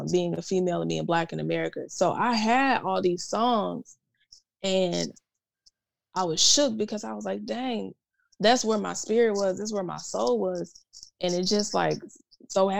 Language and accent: English; the South, United States; Growing up in the South